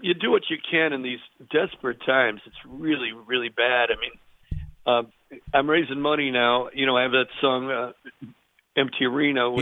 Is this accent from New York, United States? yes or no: no; Chicago, Illinois, United States; also born or lived in Burr Ridge, Illinois; I'm in my hometown of Chicago, Illinois